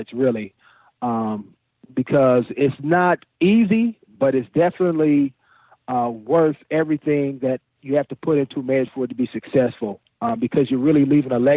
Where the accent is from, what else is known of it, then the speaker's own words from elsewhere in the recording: Oakland, California, United States; in the inner city where I grew up in Oakland